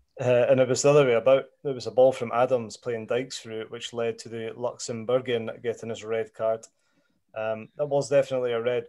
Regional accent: Scotland, United Kingdom; being Scottish

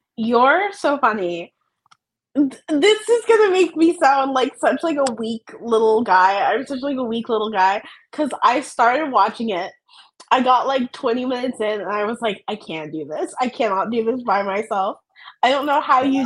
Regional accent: Maryland, United States; moved away; I'm from Maryland originally

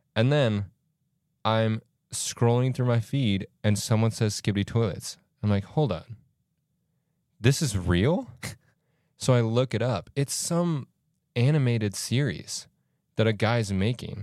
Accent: Florida, United States; moved away; I'm from Florida

